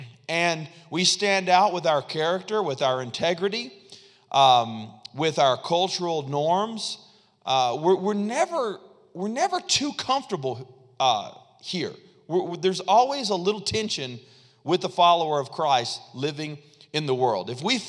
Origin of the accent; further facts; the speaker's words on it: Fairbanks, Alaska, United States; my favorite one is, "No, I'm from Fairbanks, Alaska." And people, like, they hesitate, and they look at you kind of funny, and they're like, "Oh, no, wait, no. And I'm like, "No, seriously, like, I grew up there